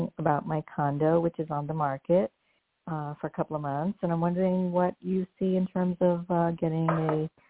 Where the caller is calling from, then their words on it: New York, United States; I'm calling from New York.